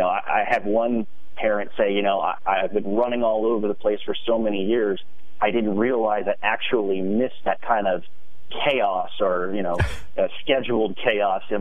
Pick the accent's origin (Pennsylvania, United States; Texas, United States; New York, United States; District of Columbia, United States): Pennsylvania, United States; Harrisburg; also born or lived in Altoona, Pennsylvania / York, Pennsylvania; I'm a Pennsylvania kid, born and bred. I grew up in Harrisburg